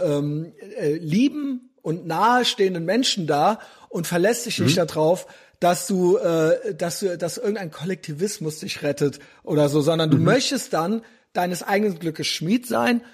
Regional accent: West Germany, Germany; wir haben als Kinder in Westdeutschland

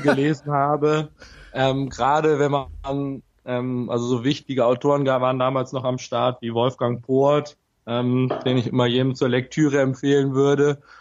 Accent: Bremen, Germany; moved away as an adult; now in Vienna, Austria; ich komme gebürtig aus Bremen und ähm, habe dort auch, äh, bin dort in der Nähe von Bremen aufgewachsen

